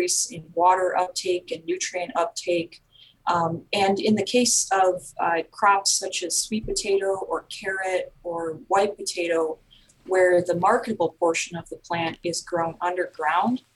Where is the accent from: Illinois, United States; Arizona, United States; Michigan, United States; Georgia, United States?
Michigan, United States; southeast; moved away as an adult; also born or lived in Indiana / New York; now in North Carolina, United States; I'm originally from Michigan, sort of southeast Michigan. I grew up there